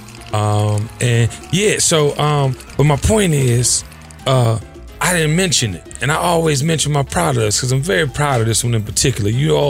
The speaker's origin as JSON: {"language": "English", "town": "Washington", "region": "District of Columbia", "country": "United States", "tie": "born or raised there", "said": "my hometown of Washington, D.C."}